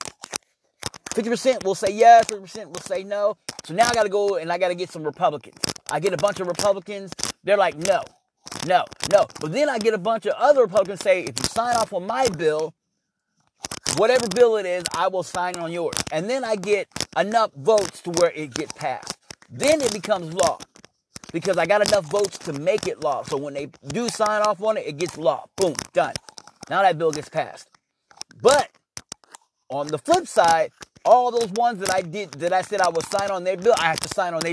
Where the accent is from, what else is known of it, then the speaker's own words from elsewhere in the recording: Missouri, United States; I was born in Missouri